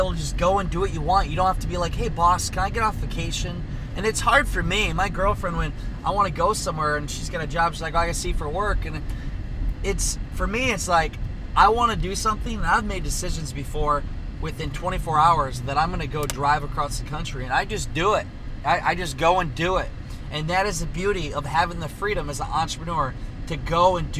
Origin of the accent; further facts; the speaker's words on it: Iowa, United States; I'm from Iowa, and I'm hardly ever in Iowa. I have a house in Northeast Iowa, apartment in Des Moines